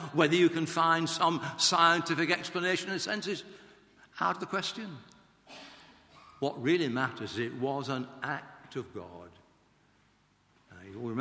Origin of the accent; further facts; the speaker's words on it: Blackburn, North West England, United Kingdom; I went to a grammar school in Lancashire, in Blackburn, my hometown